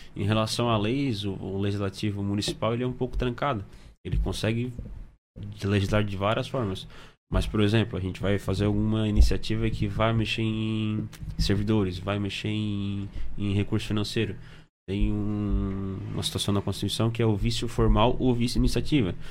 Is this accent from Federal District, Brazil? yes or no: no; Içara, Santa Catarina, Brazil; sou de Sara